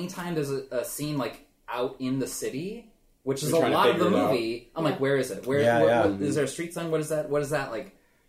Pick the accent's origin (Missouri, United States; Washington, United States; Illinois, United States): Washington, United States; Kirkland; I was born in Kirkland.